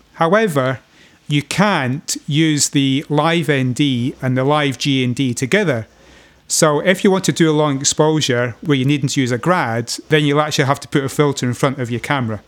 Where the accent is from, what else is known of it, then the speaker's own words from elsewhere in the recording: Scotland, United Kingdom; being a Scotsman